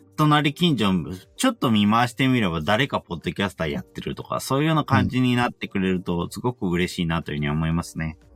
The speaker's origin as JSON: {"language": "Japanese", "town": "Yokohama", "region": "Kanagawa", "country": "Japan", "said": "自分は横浜"}